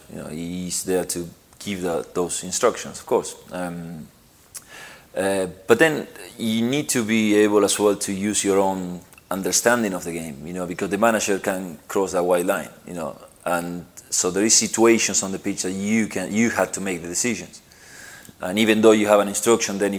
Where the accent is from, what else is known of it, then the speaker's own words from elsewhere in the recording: Argentina; moved away; I grew up in Argentina